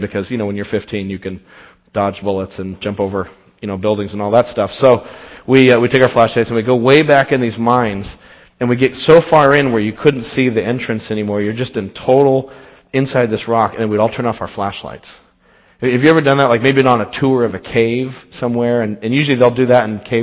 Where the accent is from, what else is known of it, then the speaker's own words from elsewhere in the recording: Las Vegas, Nevada, United States; moved away; I grew up in Las Vegas, Nevada